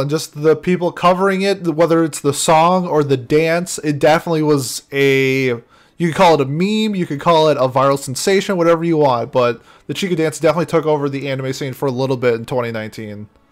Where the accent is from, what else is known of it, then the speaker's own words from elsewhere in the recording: Minnesota, United States; growing up in Minnesota, we've had I've had exposure to like Native American music